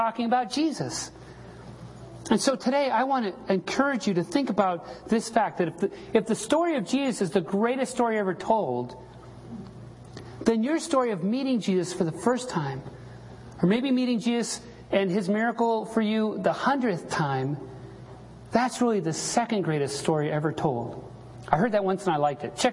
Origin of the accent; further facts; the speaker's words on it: Salt Lake City, Utah, United States; when I was a little kid growing up in Salt Lake City